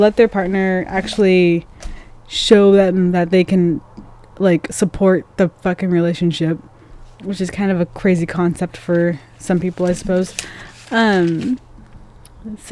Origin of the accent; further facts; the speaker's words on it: Longview, United States; moved away as an adult; my hometown